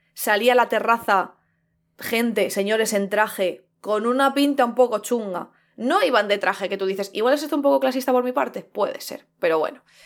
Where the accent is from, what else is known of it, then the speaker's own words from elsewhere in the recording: Madrid, Community of Madrid, Spain; Como madrileña, como persona que nació en Madrid, en el centro de Madrid